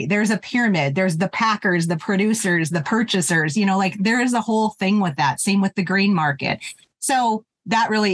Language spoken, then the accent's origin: English; Terry, Montana, United States; moved away as an adult; I grew up in Terry, Montana, which is in Southeastern